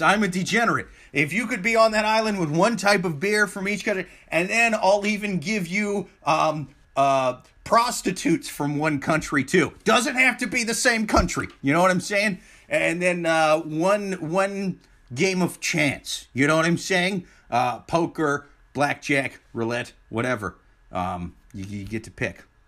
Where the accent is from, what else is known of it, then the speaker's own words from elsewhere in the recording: Midwest, United States; I'm from the Midwest